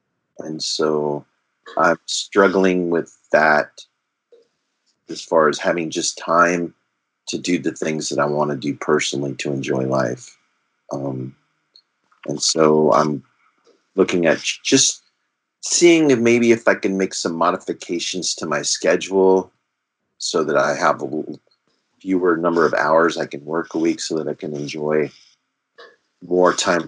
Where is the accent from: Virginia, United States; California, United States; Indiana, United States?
California, United States; I'm originally from the West Coast in California, so it's nice to be back on the left coast, or they say the best coast.